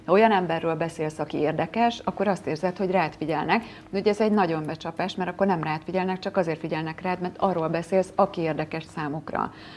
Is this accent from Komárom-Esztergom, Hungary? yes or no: yes; Tata, Komárom-Esztergom, Hungary; Én tatai vagyok